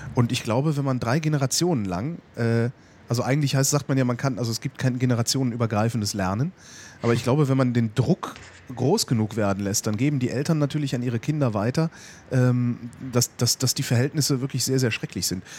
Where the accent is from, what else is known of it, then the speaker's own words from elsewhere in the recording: Germany; hier bei uns in Deutschland